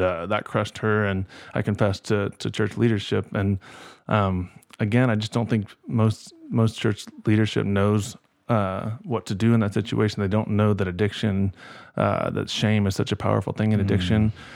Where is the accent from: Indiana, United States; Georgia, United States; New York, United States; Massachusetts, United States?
Indiana, United States; Kokomo; growing up in Kokomo